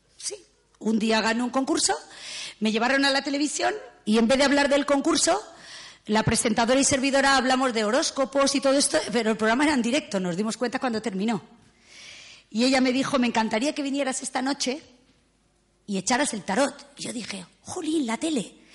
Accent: León, Castile and León, Spain; yo nací en León y tengo derecho, soy castellana auténtica

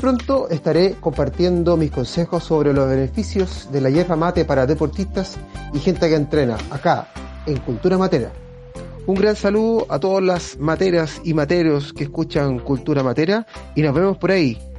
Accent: Chile; soy ultramaratonista chileno y me he dedicado los últimos años a hacer desafíos deportivos

